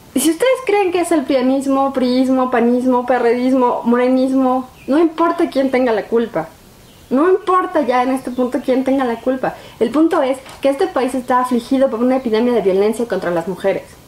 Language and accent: Spanish; Mexico; como mexicanos